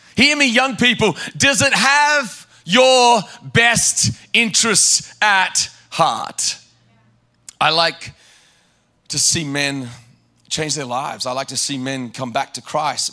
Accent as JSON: {"language": "English", "country": "Australia", "tie": "born or raised there", "said": "I grew up in Australia"}